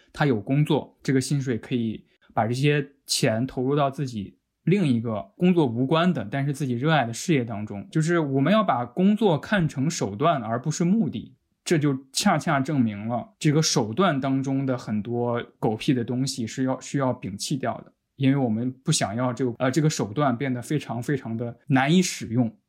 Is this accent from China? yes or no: yes; northern China, China; 我是北方人